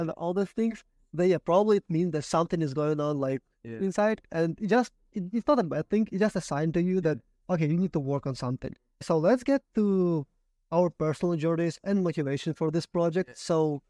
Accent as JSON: {"language": "English", "country": "Ukraine", "second_language": "English", "lives_now": "United States", "said": "So I personally, I came from a country from Ukraine, as you know"}